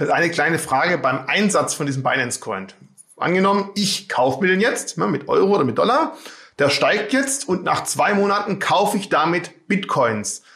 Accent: Swabia, Baden-Württemberg, Germany; als Schwabe

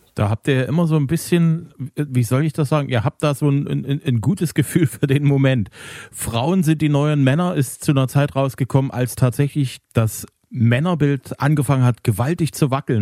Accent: Zwickau, Saxony, Germany; in meiner Heimatstadt

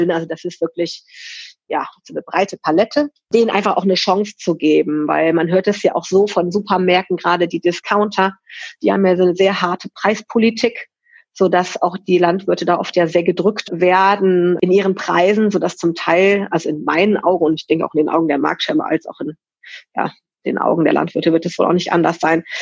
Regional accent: Cologne, North Rhine-Westphalia, Germany; Und dann bin ich halt nach Nippes gezogen zurückgezogen, muss man sagen. Also ich bin hier in Nippes groß geworden und habe halt das einfach vermisst

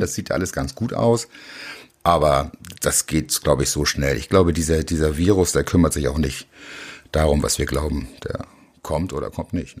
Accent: Hamburg, Germany; ich bin Hamburger Jung, ich bin hier aufgewachsen

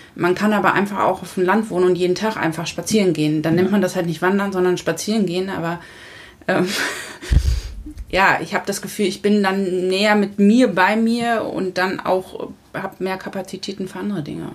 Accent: southern Lower Saxony, Germany; moved away as an adult; also born or lived in Hesse / Frankfurt; now in Husum, Germany; ich bin ja auf dem Dorf letztendlich groß geworden im, im südlichen Niedersachsen

